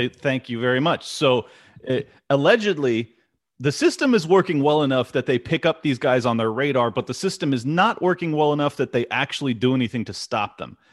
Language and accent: English; United States; as an American